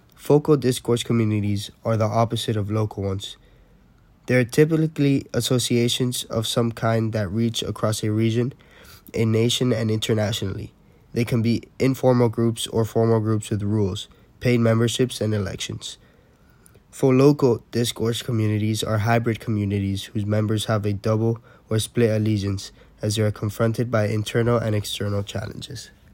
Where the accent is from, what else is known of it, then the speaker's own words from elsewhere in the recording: Miami, Florida, United States; I'm originally from Miami